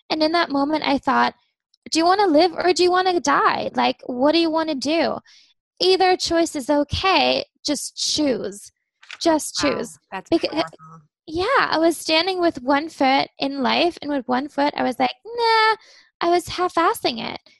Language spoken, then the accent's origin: English; Germany; now in Amsterdam, Netherlands; So my family's from Pittsburgh, but I grew up in Germany. I live in Amsterdam, Netherlands now.